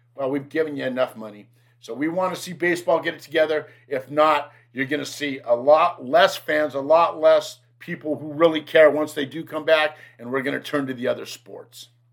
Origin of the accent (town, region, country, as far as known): United States